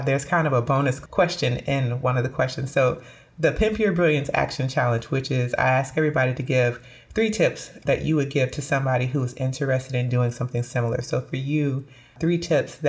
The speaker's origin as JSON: {"language": "English", "town": "Orlando", "region": "Florida", "country": "United States", "tie": "born or raised there", "said": "I grew up in Orlando, Florida"}